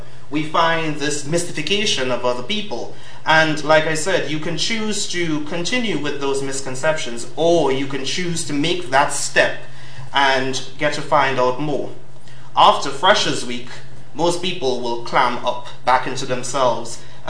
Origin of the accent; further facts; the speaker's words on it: Trinidad & Tobago; moved away as an adult; now in London, United Kingdom; Being from Trinidad, I come with a wonderful accent